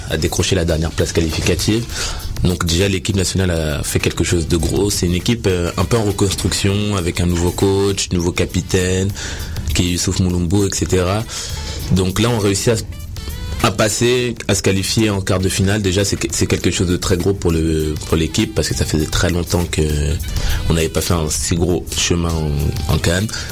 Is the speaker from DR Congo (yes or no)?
yes; DR Congo; on est des Congolais